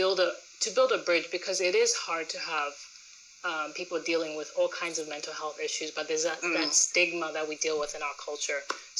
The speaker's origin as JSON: {"language": "English", "country": "Zambia", "tie": "born or raised there", "said": "growing up in Zambia"}